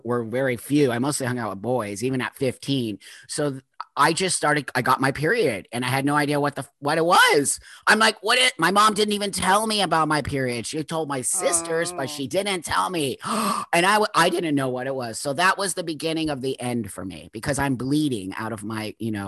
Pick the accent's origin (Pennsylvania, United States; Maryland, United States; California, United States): California, United States; Los Angeles; I grew up in the San Fernando Valley in Southern California